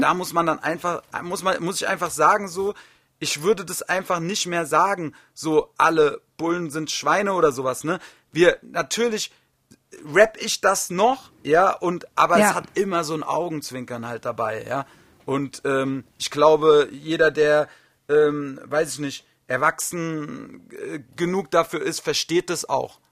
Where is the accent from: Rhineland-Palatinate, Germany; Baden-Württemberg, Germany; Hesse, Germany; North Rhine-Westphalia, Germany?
Hesse, Germany; Wiesbaden; in Wiesbaden, meine Heimatstadt, so meine ganzen Kumpels waren da alle